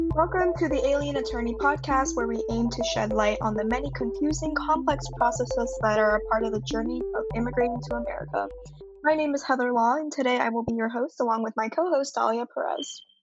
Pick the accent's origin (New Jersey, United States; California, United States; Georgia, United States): Georgia, United States; Fulton County; I'm actually also from Georgia. I'm actually from Fulton County